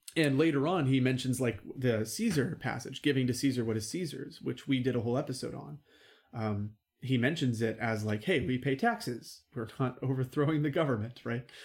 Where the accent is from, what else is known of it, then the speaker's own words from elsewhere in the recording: United States; I'm American and I'm proud to be American.